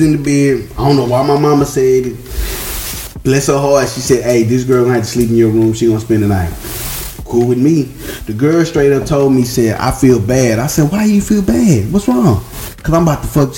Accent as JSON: {"language": "English", "town": "Shreveport", "region": "Louisiana", "country": "United States", "said": "I'm from Louisiana. I'm a down south ass nigga"}